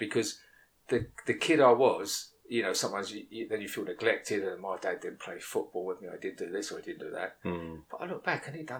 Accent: Essex, East of England, United Kingdom; I am from Essex.

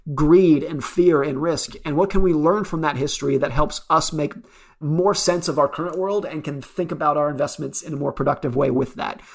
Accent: United States; I grew up around Lake Tahoe.

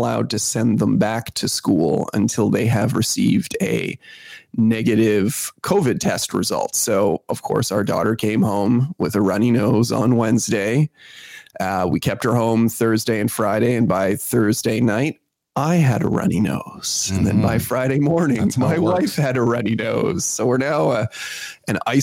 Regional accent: Canada; as a Canadian

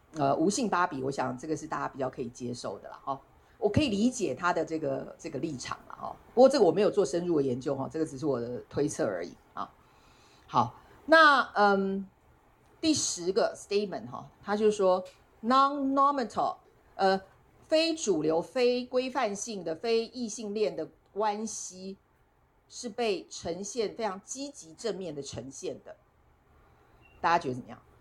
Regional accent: Taiwan; 大家只要知道我是台湾人

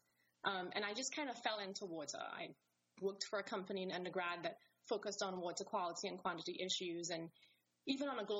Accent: Trinidad & Tobago; moved away; I am from the Caribbean, from a small country called Trinidad and Tobago

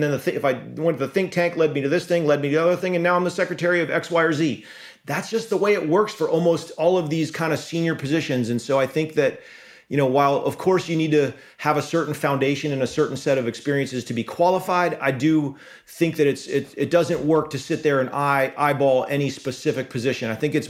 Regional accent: Rhode Island, United States; moved away as an adult; also born or lived in Virginia; now in Connecticut, United States; I grew up in Rhode Island. Lived in Virginia for the better part of two decades as a SEAL, and then work after the SEALs brought me to Connecticut.

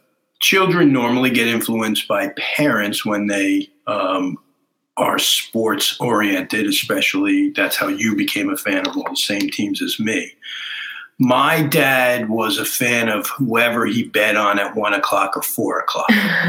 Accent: New York, United States; But I grew up in New York with the Giants and the Jets.

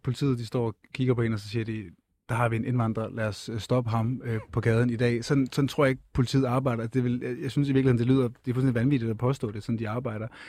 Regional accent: Funen, Southern Denmark, Denmark; Fyn, hvor jeg kommer fra

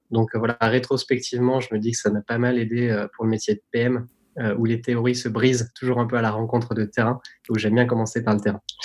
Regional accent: Tignes, Auvergne-Rhône-Alpes, France; moved away; j'ai grandi dans une station de ski

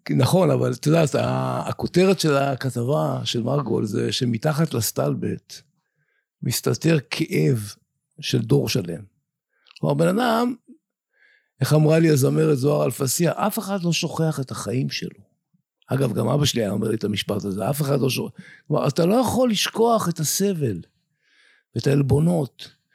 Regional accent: Afikim, Northern District, Israel; אני כקיבוצניק מאפיקים, שגדל בעמק הירדן

